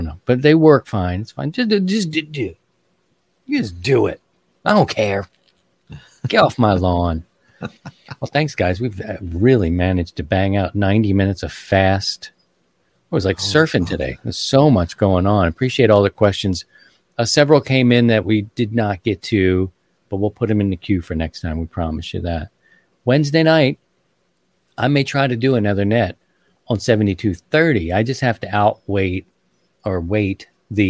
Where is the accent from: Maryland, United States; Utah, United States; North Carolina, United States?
Maryland, United States; Baltimore; I'm from Baltimore. I'm a Ravens fan